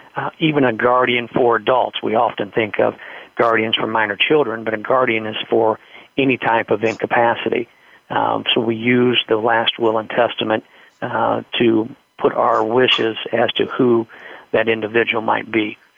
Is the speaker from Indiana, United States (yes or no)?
yes; Indiana, United States; I'm from Indiana